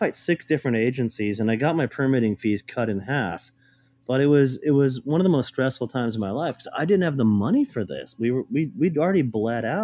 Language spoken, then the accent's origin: English; Portland, Oregon, United States; I grew up here. This is my hometown.